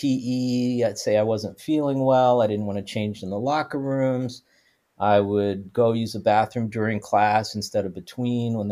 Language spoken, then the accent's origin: English; New Orleans, Louisiana, United States; moved away; also born or lived in California; growing up in Louisiana